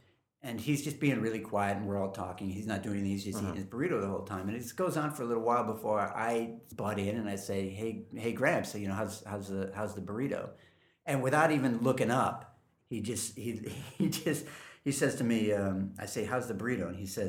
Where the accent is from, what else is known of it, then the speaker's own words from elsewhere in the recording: California, United States; now in New York, United States; But I moved out from California, and before I did, my whole family got together and we went out to dinner